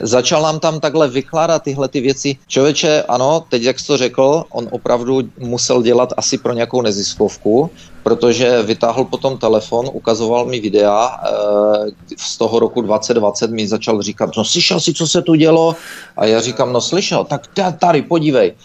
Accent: Czechia; moved away as an adult; also born or lived in United States; now in Canada; když jsem byl mladý v Čechách

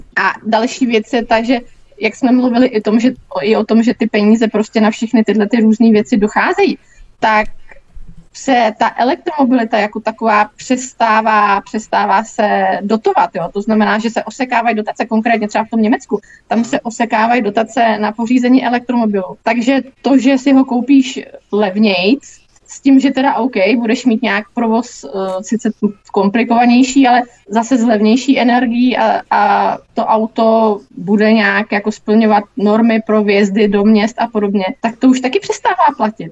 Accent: Mladá Boleslav, Central Bohemian Region, Czechia; jsem z Mladý Boleslavy

